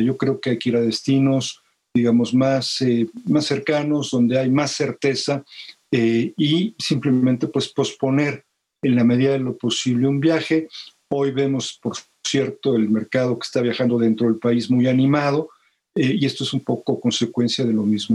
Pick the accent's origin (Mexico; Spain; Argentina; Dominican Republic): Mexico; los mexicanos